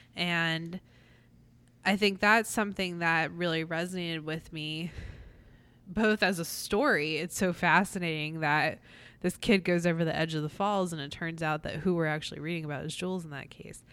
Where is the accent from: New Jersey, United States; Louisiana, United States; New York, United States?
New Jersey, United States; Atlantic City; Growing up in Atlantic City, every single year we went to the Miss America Parade